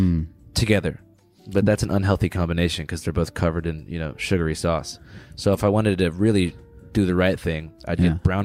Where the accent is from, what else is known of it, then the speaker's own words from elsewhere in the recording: Seattle, Washington, United States; I grew up in Seattle